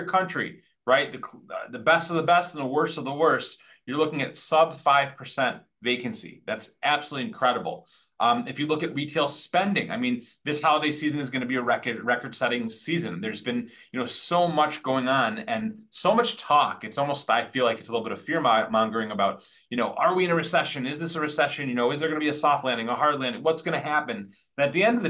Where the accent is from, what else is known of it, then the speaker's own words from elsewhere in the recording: Detroit, Michigan, United States; also born or lived in Birmingham, Michigan; Growing up in the Motor City